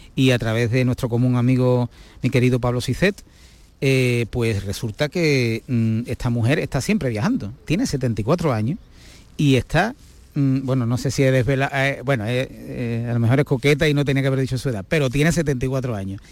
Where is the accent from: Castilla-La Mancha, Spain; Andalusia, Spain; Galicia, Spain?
Andalusia, Spain; Gibraleón; yo, que soy de Gibraleón, de la provincia de Huelva